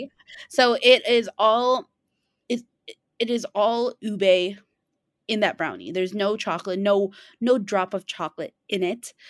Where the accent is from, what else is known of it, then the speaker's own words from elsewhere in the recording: Chicago, Illinois, United States; I was born in Chicago and grew up in the West Suburbs, such as, like, Cicero, Berwyn, Oak Park